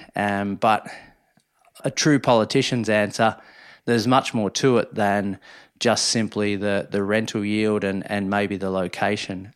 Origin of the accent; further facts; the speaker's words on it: Minyip, Victoria, Australia; moved away; I've always wanted to be a ratepayer back in my hometown